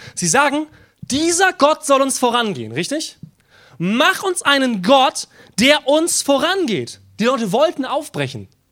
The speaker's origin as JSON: {"language": "German", "country": "Germany", "said": "Wir sind als Deutsche"}